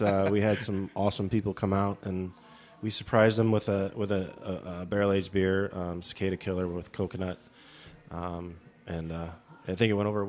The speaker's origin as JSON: {"language": "English", "town": "Des Moines", "region": "Iowa", "country": "United States", "tie": "born or raised there", "said": "Yep, I grew up in Des Moines. I went to school at Iowa. I went to University of Iowa, and then after college went to Chicago."}